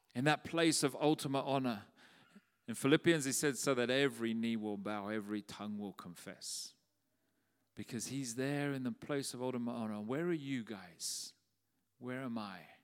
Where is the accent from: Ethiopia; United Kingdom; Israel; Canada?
United Kingdom; London; When I was a young boy in the church where we grew up in South London